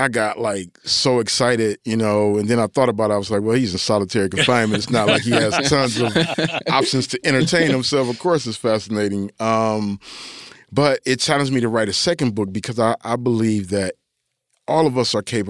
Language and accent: English; Detroit, Michigan, United States; I'm from Detroit, but I don't really like Jordan in that way.